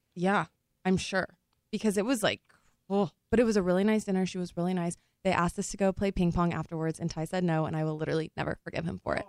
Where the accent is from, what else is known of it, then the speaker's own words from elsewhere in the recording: Texas, United States; moved away; also born or lived in Louisiana; I'm from Texas